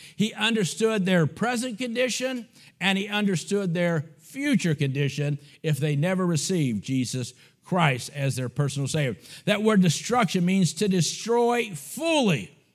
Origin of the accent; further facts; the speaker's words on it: United States; also born or lived in Bulgaria; I'm an American